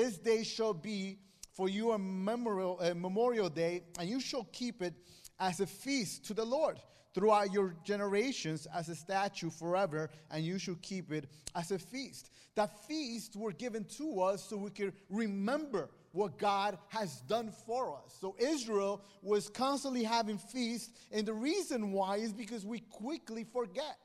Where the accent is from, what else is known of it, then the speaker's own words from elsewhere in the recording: Guatemala; moved away; I come from Guatemala, and Guatemala is a small country next to Mexico.